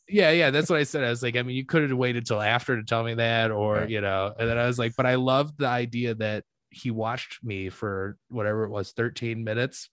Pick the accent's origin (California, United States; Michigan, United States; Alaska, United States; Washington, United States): Michigan, United States; now in Chicago, United States; I love living in Chicago and like but I'm I'm from Michigan